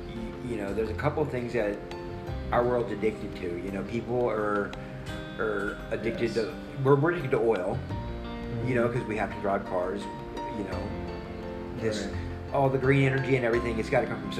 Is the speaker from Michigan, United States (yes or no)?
no; Louisiana, United States; Like, I'm from Louisiana, so you're right down the way.